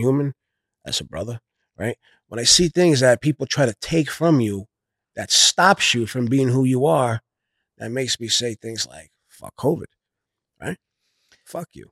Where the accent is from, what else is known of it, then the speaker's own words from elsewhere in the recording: New York City, New York, United States; I come from Brooklyn, New York